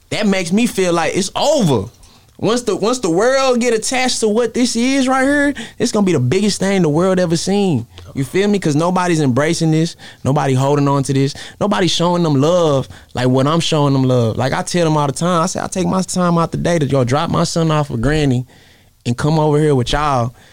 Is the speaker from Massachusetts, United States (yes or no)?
no; Brooklyn, New York, United States; I was born in Brooklyn, grew up on Rockefeller.